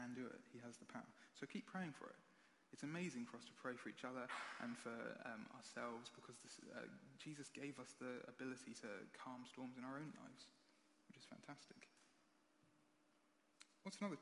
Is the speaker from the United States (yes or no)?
no; United Kingdom; We're British